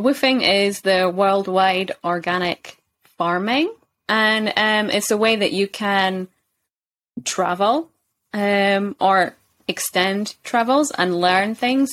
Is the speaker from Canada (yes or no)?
no; Kirkcaldy, Scotland, United Kingdom; moved away as an adult; also born or lived in China / South Korea / Japan / Poland; I am from Scotland, a little bit north of Edinburgh in Kirkcaldy.